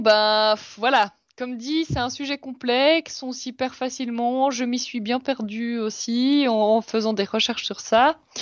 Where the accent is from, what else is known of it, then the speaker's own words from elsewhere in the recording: Switzerland; on est suisse